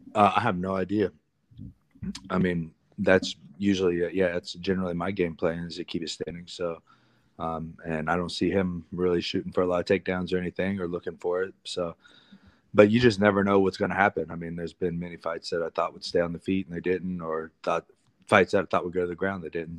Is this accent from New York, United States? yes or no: no; Columbus, Ohio, United States; my hometown in Columbus, Ohio